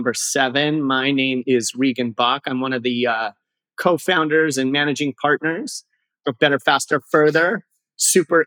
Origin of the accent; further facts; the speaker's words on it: Durango, Colorado, United States; I am from Durango, Colorado